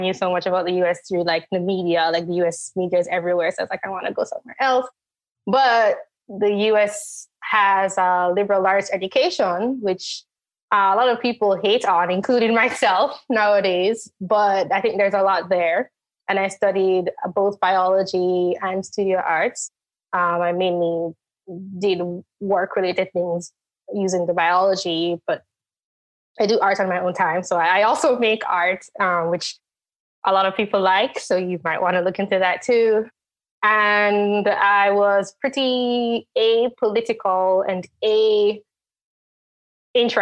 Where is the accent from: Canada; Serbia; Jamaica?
Jamaica; moved away as an adult; now in United States; I am from Jamaica, the country, not Jamaica anywhere in the US, because I know there are places with the name. I lived in Jamaica. I was born there and I stayed there until I was 17.